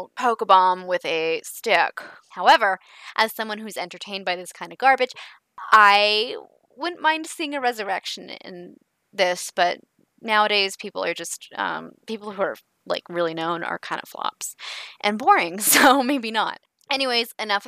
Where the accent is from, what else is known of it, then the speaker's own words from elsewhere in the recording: Canada; because I'm Canadian